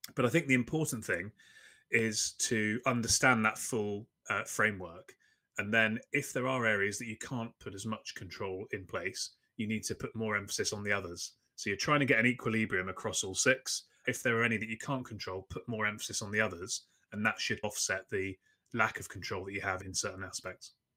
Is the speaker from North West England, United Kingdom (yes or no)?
no; London, United Kingdom; I'm from London in the U K